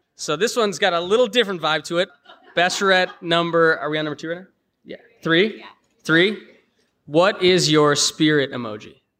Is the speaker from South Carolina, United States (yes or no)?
no; Chicago, Illinois, United States; we're both from Chicago